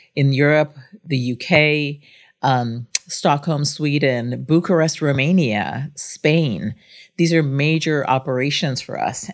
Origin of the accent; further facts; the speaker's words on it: Guyana; also born or lived in Singapore / France; now in United States; I was born outside the United States. I'm of Indian descent, but from British Guyana in South America. And we were immigrants to the United States